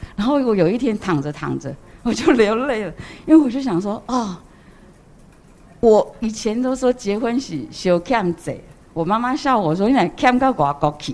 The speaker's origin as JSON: {"language": "Chinese", "country": "Taiwan", "tie": "born or raised there", "also_born_or_lived": "Opole, Poland", "moved": "as an adult", "lives_now": "Poland", "said": "我在台湾长大的时候，我，我知道慈济"}